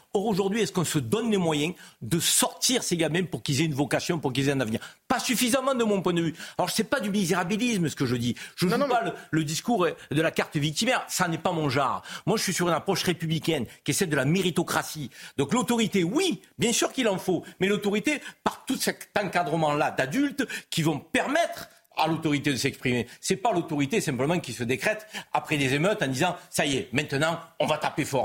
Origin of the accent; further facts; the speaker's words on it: France; also born or lived in Algeria (ancestry); je suis français d'origine algérienne